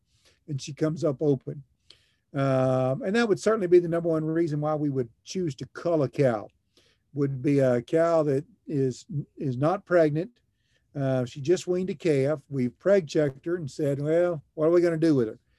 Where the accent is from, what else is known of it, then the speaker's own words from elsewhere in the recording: Lexington, Kentucky, United States; moved away as an adult; also born or lived in Oklahoma; now in Gainesville, United States; I grew up in Lexington, Kentucky